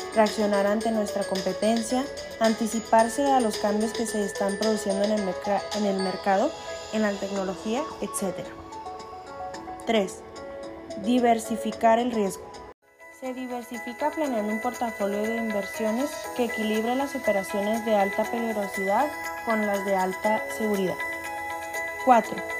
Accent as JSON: {"language": "Spanish", "region": "Chihuahua", "country": "Mexico", "said": "Soy de Chihuahua, Chihuahua"}